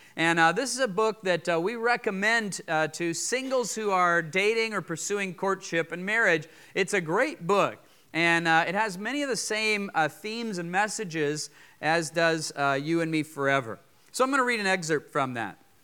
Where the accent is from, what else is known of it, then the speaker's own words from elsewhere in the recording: Fort Collins, Colorado, United States; moved away; I grew up in Fort Collins, uh, Colorado